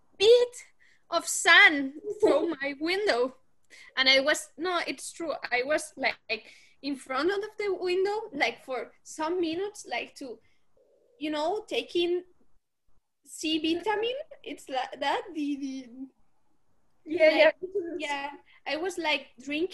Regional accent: Spain; English is a second language; now in Normandy, France; I'm from Spain

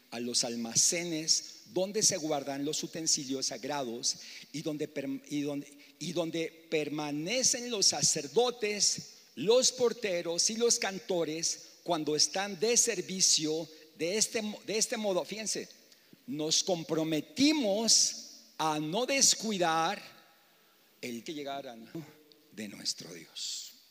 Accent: Mexico City, Mexico; moved away; porque pues yo vengo de la Ciudad de México, al principio vienes, imagínate yo venía en los años 85, 80, era un pueblote, ¿no?

